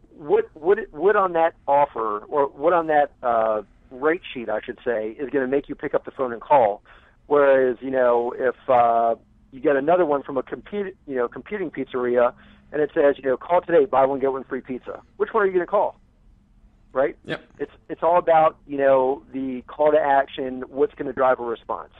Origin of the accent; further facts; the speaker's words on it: United States; I am American